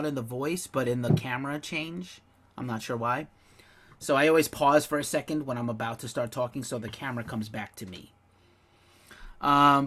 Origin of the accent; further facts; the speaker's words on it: New York, United States; moved away; I'm from New York